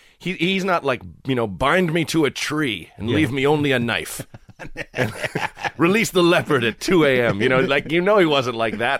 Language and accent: English; Portland, Oregon, United States; moved away as an adult; also born or lived in Purchase, New York / Chicago; I grew up in Portland, Oregon.